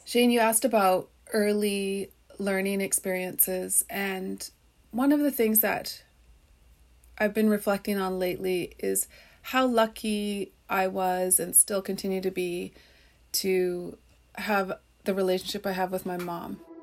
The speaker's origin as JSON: {"language": "English", "area": "Chemainus First Nation", "region": "British Columbia", "country": "Canada", "said": "I'm from Shemanis First Nation"}